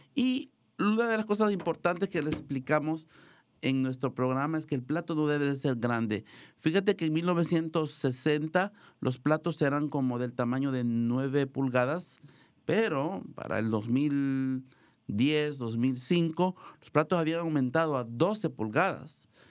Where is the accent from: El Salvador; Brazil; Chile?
El Salvador; now in Marin County, United States; nos van a visitar unos amigos de mi país, El Salvador, yo soy de El Salvador